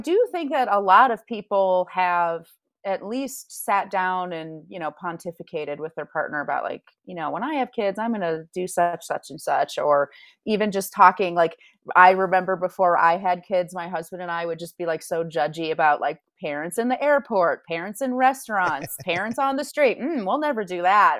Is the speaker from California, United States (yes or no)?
no; Grand Rapids, Michigan, United States; also born or lived in Spain; now in Denver, United States; I'm from Grand Rapids